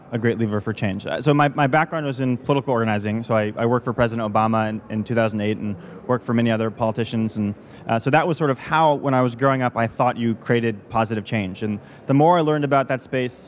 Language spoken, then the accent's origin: English; United States; my home country, the United States